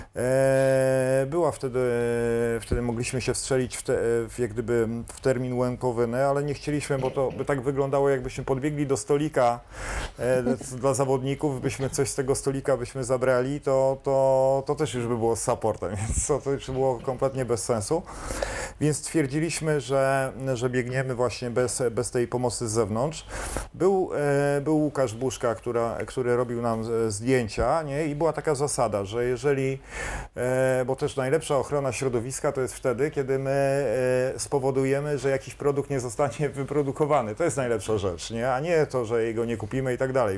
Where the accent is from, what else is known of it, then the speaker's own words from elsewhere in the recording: Kashubia, Poland; ale ja jestem kaszub. Kaszubem